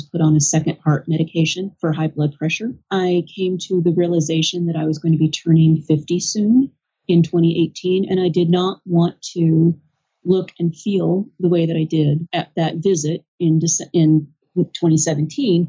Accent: United States; I'm an American

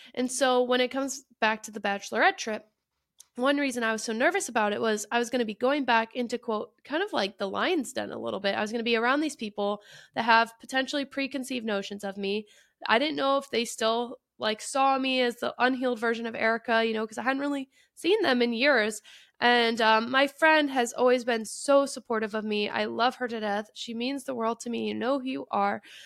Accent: Detroit, Michigan, United States; I am from the Detroit area

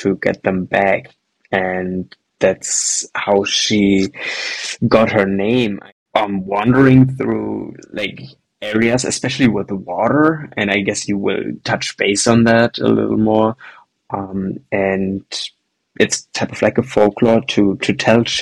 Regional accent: Germany; Here in Germany, where I grew up in Germany

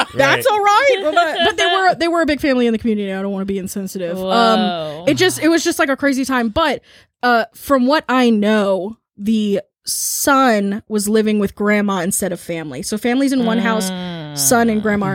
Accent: Chesapeake, Virginia, United States; my hometown of Chesapeake

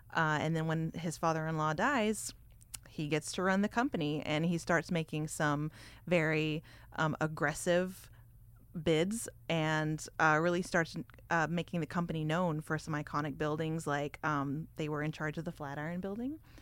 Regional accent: Texas, United States; I grew up in Texas

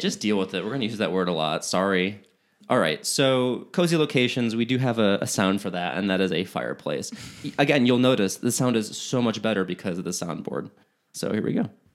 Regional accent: Chicago, Illinois, United States; moved away; I'm from Chicago

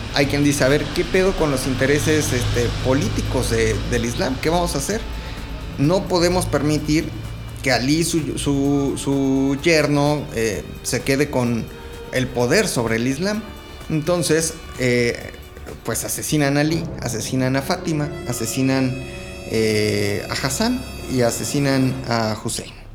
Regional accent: Mexico; nosotros sí estamos en la gloria, pues somos vecinos de Estados Unidos

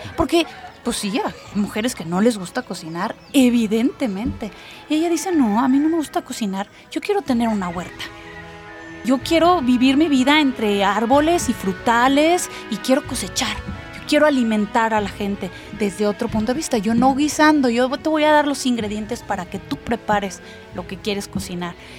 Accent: Querétaro, Mexico; yo soy de aquí. Y es volver a esos orígenes, cuando vuelves a esta tierra en la que naciste

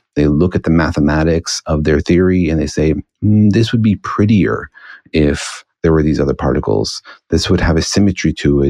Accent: Los Alamos, New Mexico, United States; I grew up in Los Alamos, New Mexico

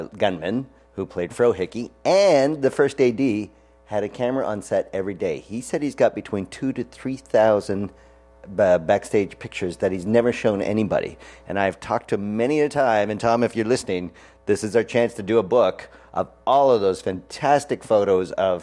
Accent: Canada; I hail from Canada

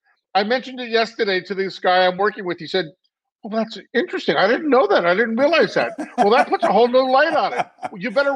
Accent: New York City, New York, United States; also born or lived in Los Angeles, United States; now in Westchester, United States; I grew up in Manhattan.

